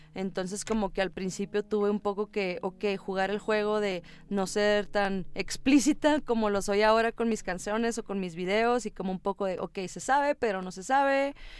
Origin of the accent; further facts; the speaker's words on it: Monterrey, Nuevo León, Mexico; moved away as an adult; also born or lived in Los Angeles; now in Mexico City, Mexico; soy de México, soy una rapera mexicana